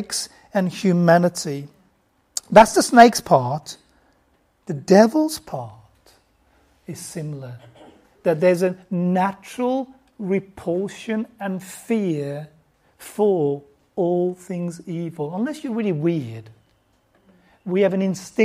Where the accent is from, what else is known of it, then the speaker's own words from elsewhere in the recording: United Kingdom; also born or lived in Bangladesh; I grew up in the UK.